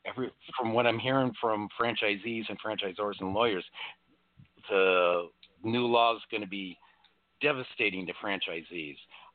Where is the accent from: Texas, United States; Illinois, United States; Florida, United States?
Illinois, United States; Chicago; moved away as an adult; now in California, United States; when I moved out to California, people were like, "Why don't you hug?" And it's like, I'm from Chicago.